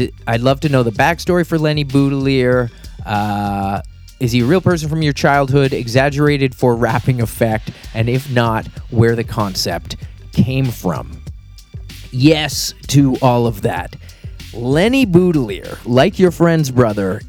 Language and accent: English; Halifax, Nova Scotia, Canada; where I grew up in Halifax and Nova Scotia